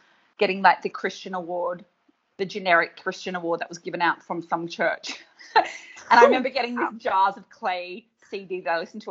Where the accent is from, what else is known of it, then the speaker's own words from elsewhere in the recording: Australia; year 7 is the beginning of high school here in Australia